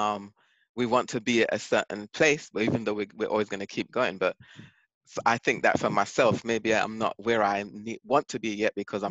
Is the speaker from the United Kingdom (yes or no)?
yes; England, United Kingdom; moved away as an adult; now in Bronx, United States; I was born and raised in England until I came to the States.